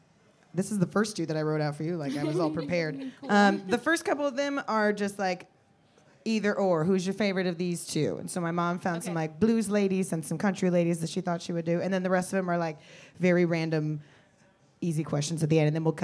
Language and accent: English; Kansas City, United States; now in Austin, United States; I'm from Kansas City